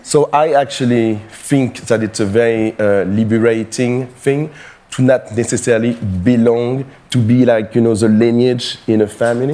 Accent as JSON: {"language": "English", "town": "Paris", "region": "Île-de-France", "country": "France", "tie": "born or raised there", "said": "I was born and raised in Paris"}